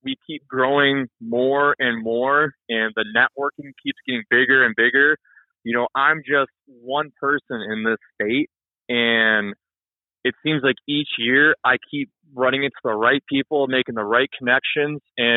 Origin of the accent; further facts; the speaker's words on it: Michigan, United States; I'm from Michigan, so right here in the Saginaw Bay